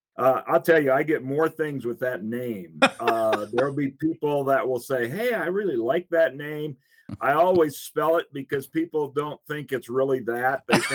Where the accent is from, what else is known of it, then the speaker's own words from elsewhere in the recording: Minnesota, United States; also born or lived in Africa; I was born in Minnesota. But 6 months later, I was out in Africa. And yes, I grew up in Africa. I spent 13 years growing up in Africa, my mom and dad.